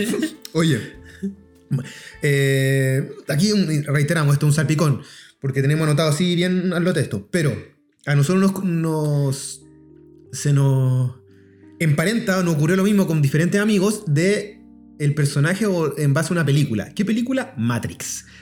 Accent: Chile; acá nosotros estamos más ligados a los gringos

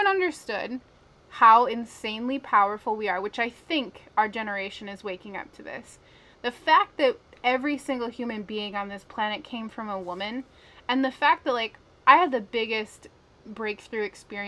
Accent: Minnesota, United States; I'm from Minnesota

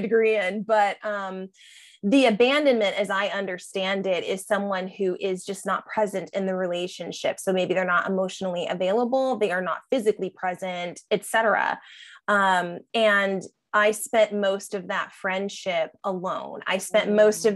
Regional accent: San Diego, California, United States; moved away as an adult; now in Gainesville, United States; San Diego, where I, I grew up. I lived there for 30 years.

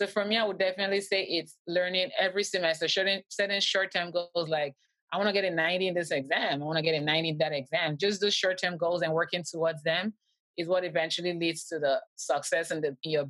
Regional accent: Canada; I'm Canadian. We don't have the step in Canada.

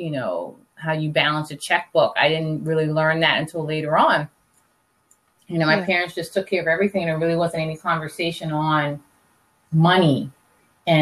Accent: Charleston, South Carolina, United States; moved away as an adult; also born or lived in Washington, D.C.; I'm born and raised in Charleston, South Carolina.

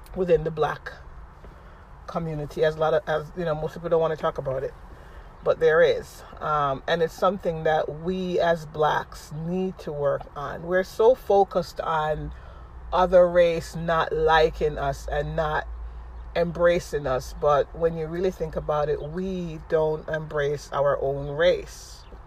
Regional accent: Jamaica; now in United States; I'm a Jamaican living in America

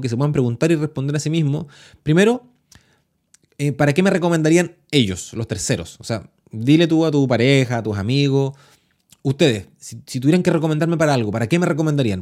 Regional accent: Chile; yo soy chileno

